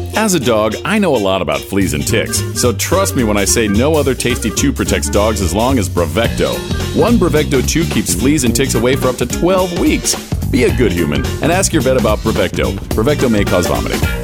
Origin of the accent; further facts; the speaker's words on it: California, United States; I was coming from California.